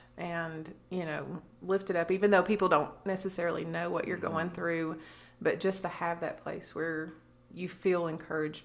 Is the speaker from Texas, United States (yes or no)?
no; Corbin, Kentucky, United States; born or raised there; moved away as an adult; now in Alabama, United States